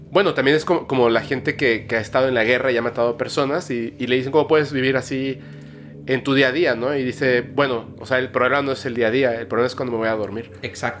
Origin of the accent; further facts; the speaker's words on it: Mexico; yo como mexicano